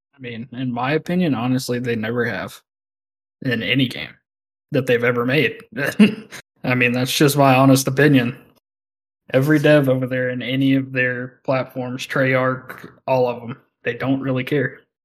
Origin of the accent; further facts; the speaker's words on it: the South, United States; I'm from the South